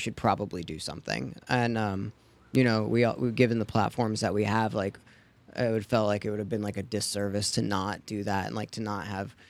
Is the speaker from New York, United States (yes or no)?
yes; New York, United States; born there; Well, I was born in New York, and that is where my parents, like, we had it, but we never, like, watched it.